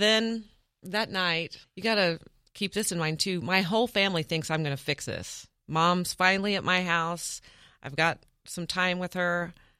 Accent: Independence, Kansas, United States; born or raised there

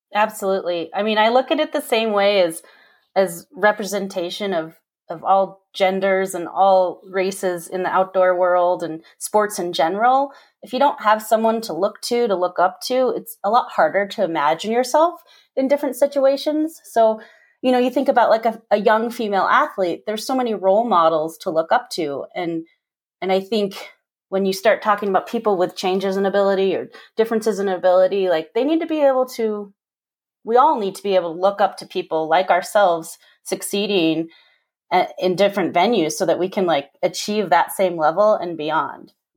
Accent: Park City, Utah, United States; I grew up here in Park City

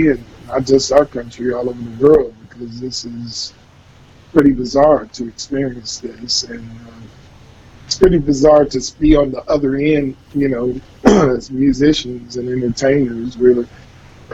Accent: Berkeley, California, United States; now in Concord, United States; I grew up in Berkeley, California, so I wanted to get a little closer to where I grew up

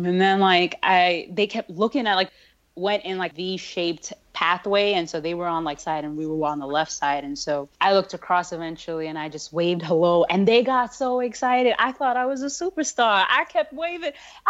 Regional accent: India; I'm from India, and my family rolls deep. That's why you never want to have a wedding in India

